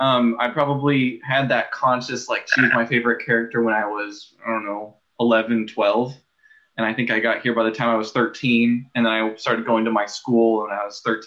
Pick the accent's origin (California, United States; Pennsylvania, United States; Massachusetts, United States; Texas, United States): California, United States; now in Oregon, United States; I come here to Oregon from Southern California